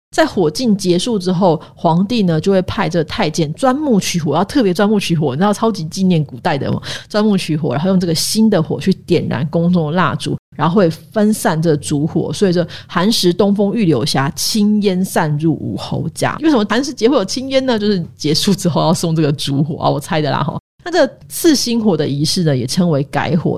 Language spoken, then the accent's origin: Chinese; Pingtung County, Taiwan; 我记得我那时候我们在在小时候在这个屏东